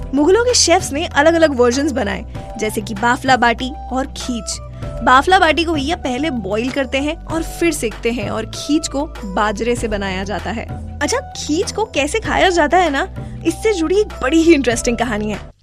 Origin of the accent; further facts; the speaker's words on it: Rajasthan, India; मैं राजस्थान से हूँ